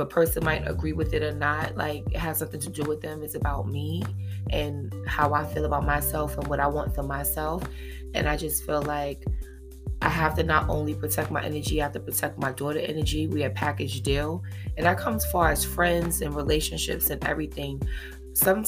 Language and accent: English; New York City, New York, United States; I've been born and raised in Harlem my whole life